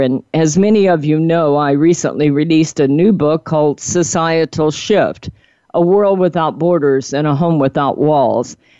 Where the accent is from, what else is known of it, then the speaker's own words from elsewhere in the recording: Cajun, Louisiana, United States; accent: Cajun; my Cajun accent